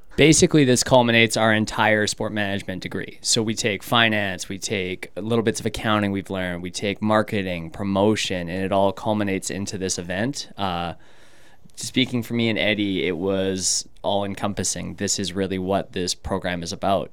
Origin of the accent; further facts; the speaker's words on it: Canada; moved away as an adult; now in United States; I'm Canadian. So back in my country